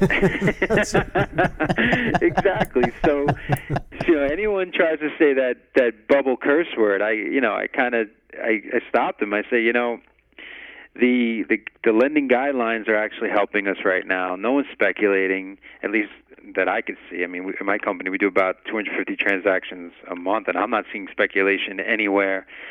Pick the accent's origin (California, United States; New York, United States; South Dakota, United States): New York, United States; now in Las Vegas, United States; I'm originally a New Yorker